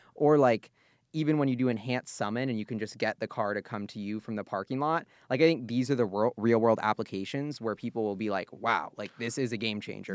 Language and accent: English; United States; as an American